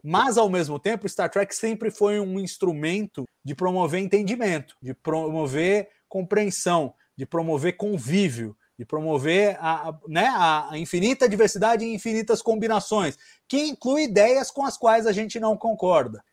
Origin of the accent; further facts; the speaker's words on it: Brazil; Nós somos brasileiros